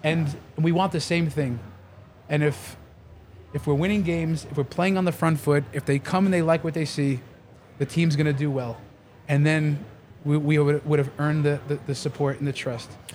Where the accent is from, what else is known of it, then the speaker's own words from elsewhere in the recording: New York, United States; I'm from New York